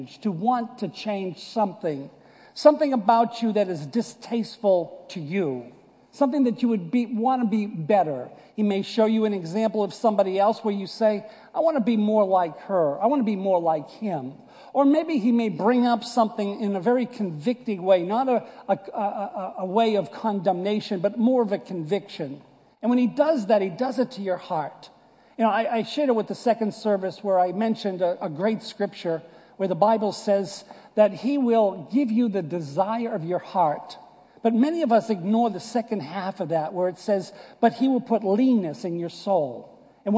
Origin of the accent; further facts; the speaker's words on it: United States; moved away; also born or lived in Boston / New York; I was born and raised in Boston and New York area. You can clearly see that this is not deep South accent.